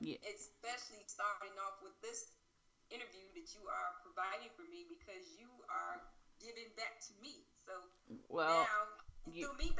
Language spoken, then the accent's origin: English; Gary, Indiana, United States; moved away as an adult; reestablishing myself in my hometown.